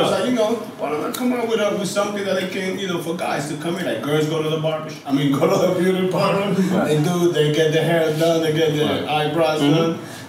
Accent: New York, United States; also born or lived in Manhattan; I'm from New York, but I live in Manhattan.

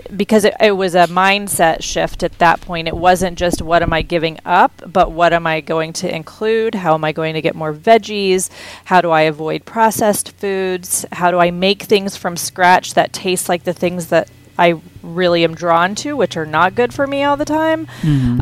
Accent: Houston, Texas, United States; I grew up in Texas

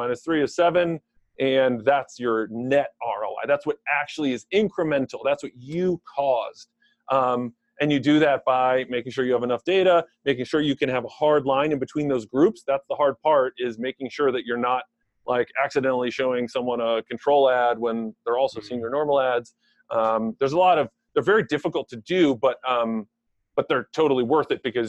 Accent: Maryland, United States; also born or lived in State College, Pennsylvania / Silver Spring, Maryland / Gaithersburg, Maryland; We quickly moved to Maryland, grew up in Silver Spring up until third grade, and then moved to Gaithersburg, Maryland in fourth grade

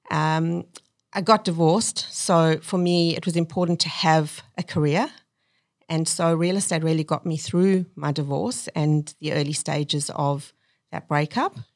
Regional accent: South Africa; moved away as an adult; now in Australia; My parents wanted to leave South Africa and give my brother and I a better life

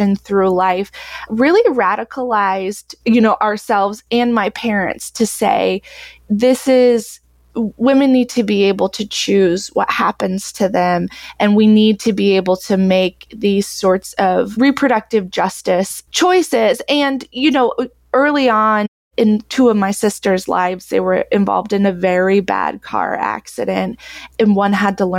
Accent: Texas, United States; now in Iowa, United States; I grew up homeschooled in Texas, very conservative

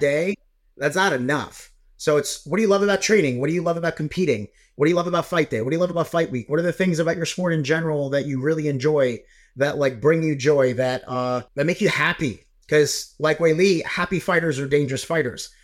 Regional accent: New York, United States; I'm a New Yorker, so I wa, like, I, I was in Long Island at the time

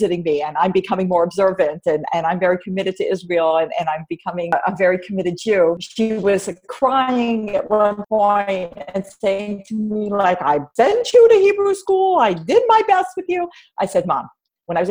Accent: Toronto, Ontario, Canada; I was raised in Toronto. I'm Canadian.

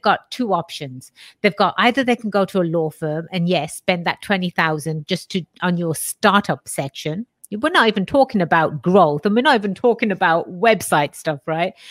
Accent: England, United Kingdom; moved away; I was born and raised in England

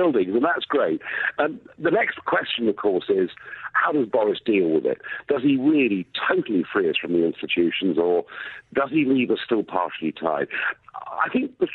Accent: United Kingdom; I'm a Brit

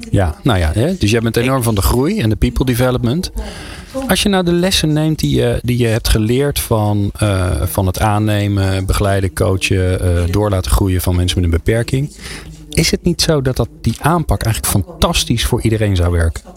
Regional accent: Netherlands; wij daar als Nederlanders

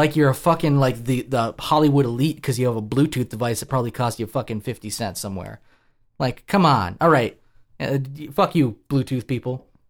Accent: Australia; which is very unlikely because I'm Australian and don't play with stingrays

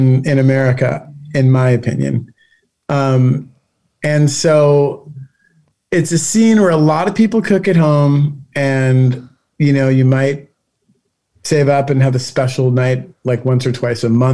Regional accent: Minneapolis, Minnesota, United States; now in Los Angeles, United States; where I grew up in Minneapolis

